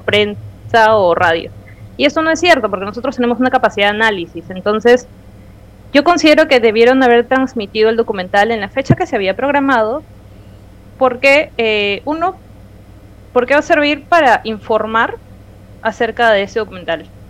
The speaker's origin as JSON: {"language": "Spanish", "region": "Peruvian coast", "country": "Peru"}